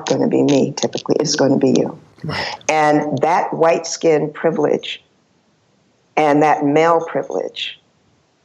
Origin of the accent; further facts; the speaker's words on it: California, United States; I'm American. I'm from California